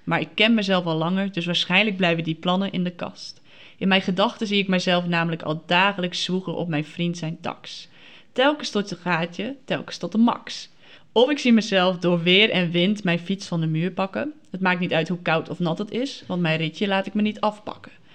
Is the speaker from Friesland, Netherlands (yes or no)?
yes; Friesland, Netherlands; ik kom uit Friesland, dus dat is dan ongeveer 100 kilometer